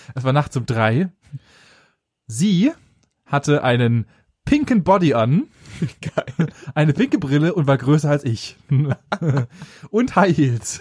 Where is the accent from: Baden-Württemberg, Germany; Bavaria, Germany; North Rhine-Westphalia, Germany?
Baden-Württemberg, Germany; near Stuttgart; näher Stuttgart